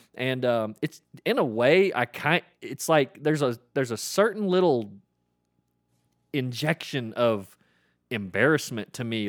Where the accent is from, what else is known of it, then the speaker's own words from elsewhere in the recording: Oklahoma, United States; I grew up in Oklahoma